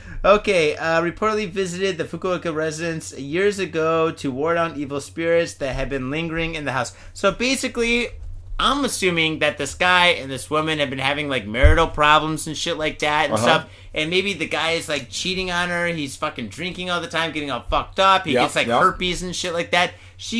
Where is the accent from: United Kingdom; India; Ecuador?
India; now in Japan; I am from India. I am not from Iraq or Iran. Leave me alone.